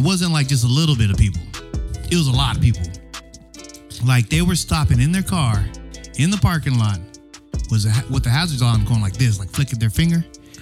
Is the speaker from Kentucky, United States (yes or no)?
no; San Diego, California, United States; we're from San Diego and our weather runs from about 70 to 80 most of the year